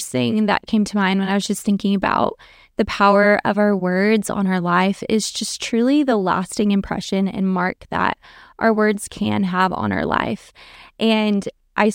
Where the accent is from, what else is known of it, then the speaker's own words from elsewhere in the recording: Norway; also born or lived in Texas, United States; For backstory, I was born in Texas, but my family actually moved us to Norway when I was like in kindergarten into first grade.